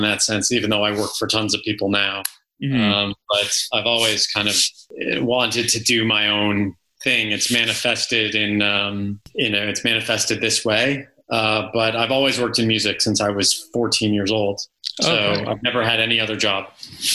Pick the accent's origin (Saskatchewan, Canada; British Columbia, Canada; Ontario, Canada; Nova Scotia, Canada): Ontario, Canada; Toronto; now in United Kingdom; I grew up in Toronto, Canada, in the suburbs